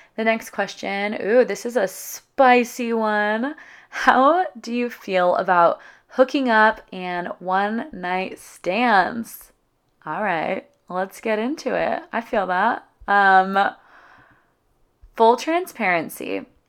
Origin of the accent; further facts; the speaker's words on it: California, United States; moved away as an adult; also born or lived in San Diego; my hometown in California